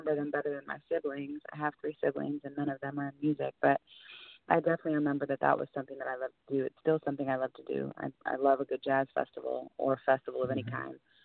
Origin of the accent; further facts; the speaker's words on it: Portland, United States; Portland, where I'm from.